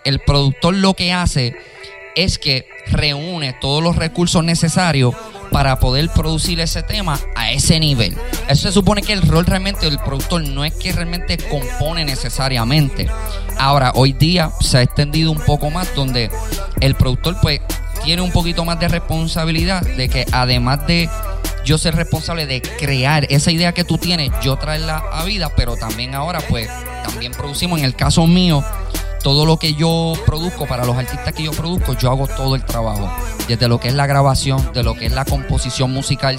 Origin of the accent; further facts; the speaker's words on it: Carolina, Puerto Rico; yo también me crié en Vistamar.